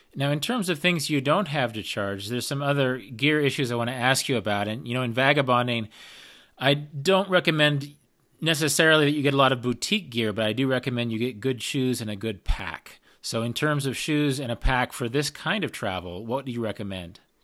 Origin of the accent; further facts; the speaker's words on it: United States; Being an American hiker by, by nature